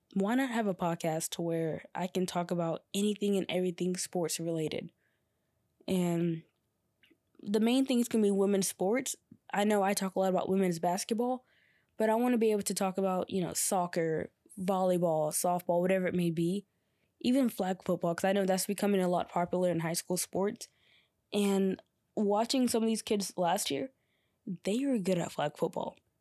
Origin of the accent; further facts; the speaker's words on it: Georgia, United States; also born or lived in North Carolina; I came back to my hometown in Georgia